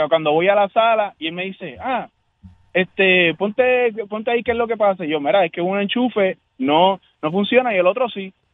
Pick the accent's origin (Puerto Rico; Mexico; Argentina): Puerto Rico; now in San Antonio, United States; Ah, aquí, viste, yo, soy de Puerto Rico, pero estoy ahora mismo viviendo en San Antonio.